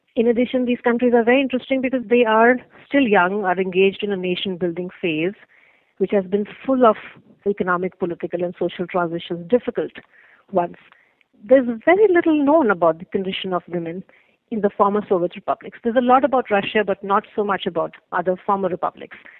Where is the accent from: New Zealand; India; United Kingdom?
India; moved away; I am originally from India